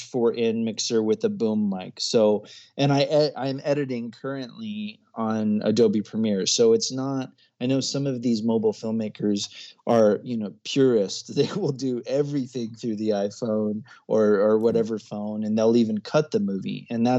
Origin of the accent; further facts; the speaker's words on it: Comoros; also born or lived in Ecuador; I was born in Ecuador. I spent a good deal of my childhood in not a very well-known place called the Comoro Islands off the east coast of Africa.